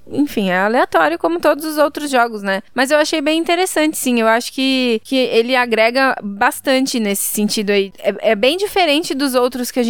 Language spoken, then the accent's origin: Portuguese; Brazil; Que sorte a é minha que eu sou brasileira, viu?